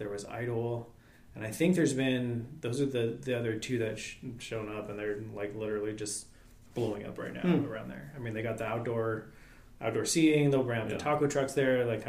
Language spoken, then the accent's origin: English; Lodi, California, United States; moved away; Yep, born and raised. Where at? Lodi, California. So it's about 30 miles south of Sacramento.